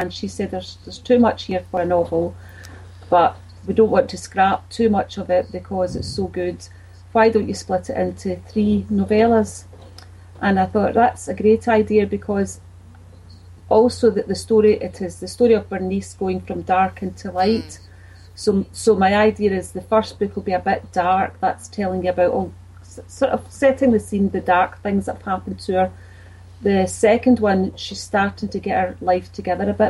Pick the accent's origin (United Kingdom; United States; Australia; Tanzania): United Kingdom; Glasgow, Scotland; I grew up in Bridgeton. It's in the east end of Glasgow. That's where I was born, and then I moved